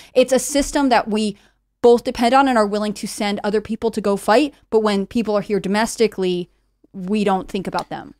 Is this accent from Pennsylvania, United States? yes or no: no; Connecticut, United States; I grew up in Connecticut, Blue State.